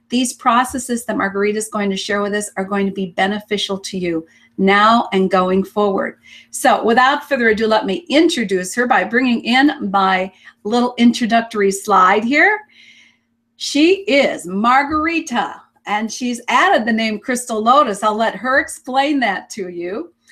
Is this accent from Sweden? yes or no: yes; Sweden; moved away as an adult; now in Canada; I, I was born in Sweden uh, to an academic family